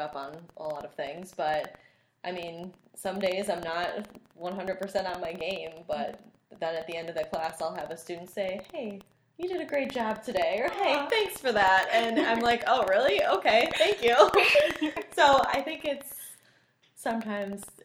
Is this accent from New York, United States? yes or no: yes; Buffalo, New York, United States; I'm born and raised in Buffalo